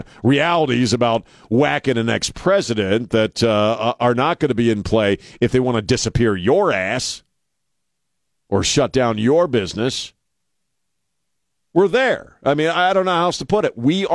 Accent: East Coast, United States; now in San Antonio, United States; I grew up on the East Coast.

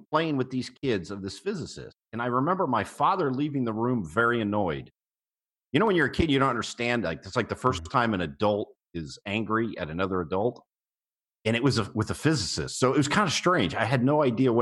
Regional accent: Long Island, New York, United States; moved away; also born or lived in Florida; I was born in Long Island, very close to the Brookhaven National Lab

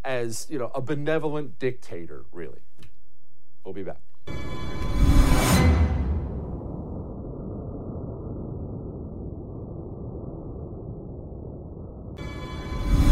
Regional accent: Ohio, United States; I was born in Ohio

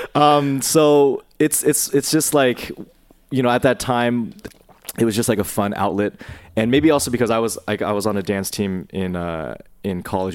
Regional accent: Bay Area, California, United States; I grew up in, I grew up in the Bay Area, um, in a mostly, like, uh, white suburb

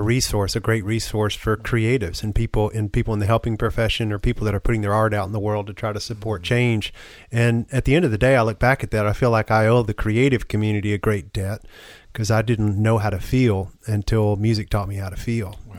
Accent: the South, United States; as a man growing up in the South

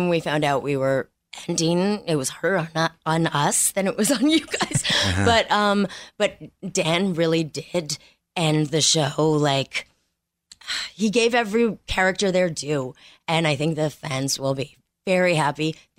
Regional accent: Montreal, Quebec, Canada; Montreal. Canadian.

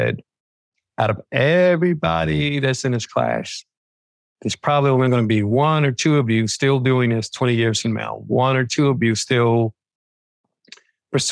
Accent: New York City, New York, United States; I grew up in the Bronx

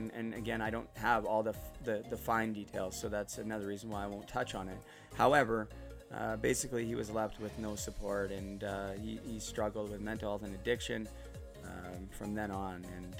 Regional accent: Port Coquitlam, British Columbia, Canada; now in Utterson, Canada; I'm originally from Port Coquitlam, which is out west near Vancouver. Right now I'm living in Ontario, in Muskoka, in Utterson.

